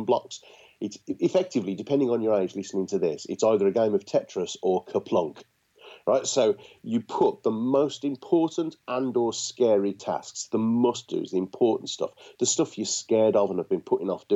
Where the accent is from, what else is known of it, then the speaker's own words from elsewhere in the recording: Birmingham, West Midlands, United Kingdom; being a Brummie